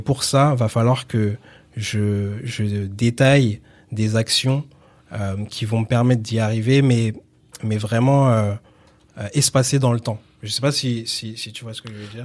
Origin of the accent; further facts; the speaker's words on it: Villiers-le-Bel, Île-de-France, France; also born or lived in Sarcelles / Garges-lès-Gonesse / Saint-Denis; j'ai grandi à Villiers-le-Bel